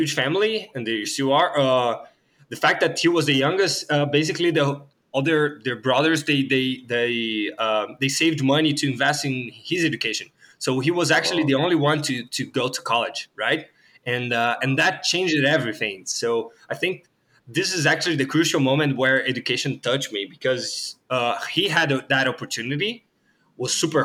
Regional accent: Rio de Janeiro, Brazil; English is a second language; moved away; also born or lived in Sao Paulo; I was born in Rio de Janeiro, in a really low income place there.

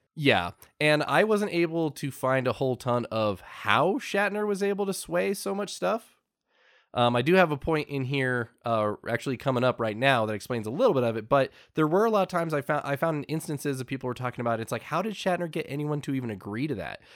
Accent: United States; us Americans

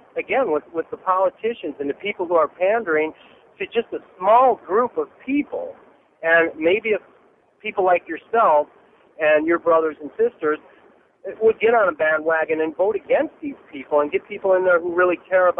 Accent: Northern California, United States; I'm eighth generation American. I grew up in Northern California.

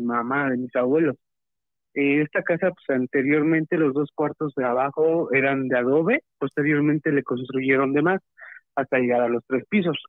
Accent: Toluca, State of Mexico, Mexico; de aquí de Toluca, Estado de México

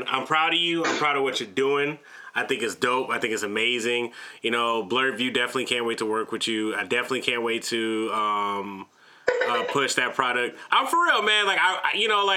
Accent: Atlanta, Georgia, United States; I'm not from Africa, I'm from Atlanta

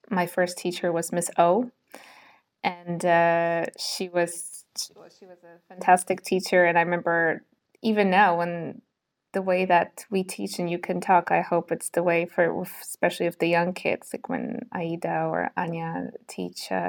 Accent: Poland; English is a second language; also born or lived in Singapore; my story begins when I was six months old and I moved to Singapore. And we moved there for six years. And then I came back to Poland, uh, went here for uh, one and a half years.

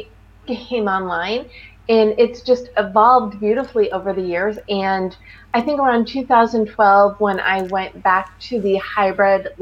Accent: Highland Park, Illinois, United States; moved away as an adult; now in Los Angeles, United States; I'm from the Chicago suburbs. I'm from Highland Park, Illinois. But I've lived in LA for, it's almost exactly 23 years

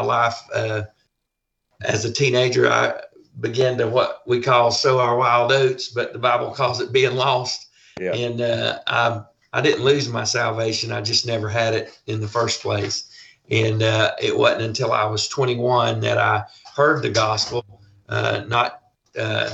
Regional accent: Buford, Georgia, United States; also born or lived in Bethlehem, Georgia; I grew up in Buford, Georgia.

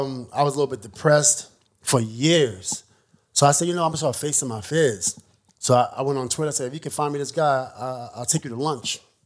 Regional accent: New York, United States; I'm from New York

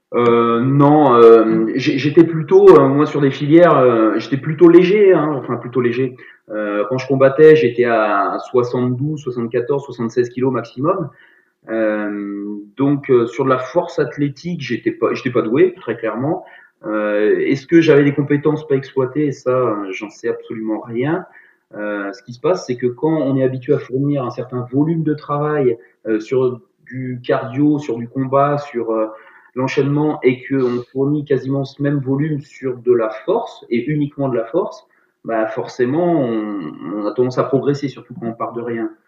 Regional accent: Brittany, France; je suis breton

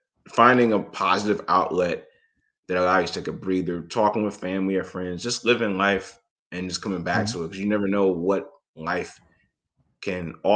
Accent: Detroit, Michigan, United States; I was born in Detroit

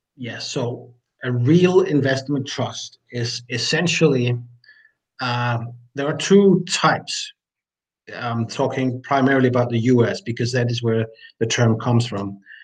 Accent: Denmark; I'm from Denmark.

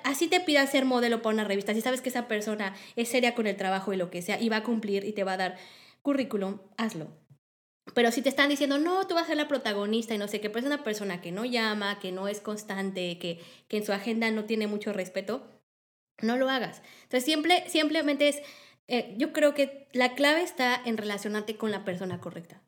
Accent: Mexico; en México

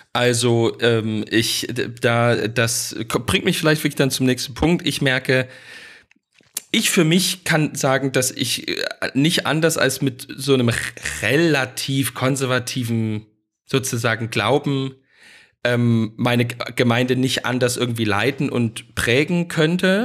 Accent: Saxony, Germany; da bin ich natürlich als Sachse und vielleicht so ein bisschen als Ostdeutscher

